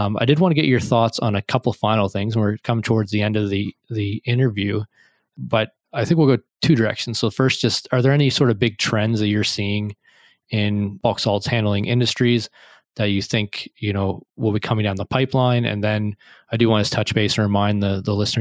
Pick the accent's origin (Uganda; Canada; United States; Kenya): Canada; I'm Canadian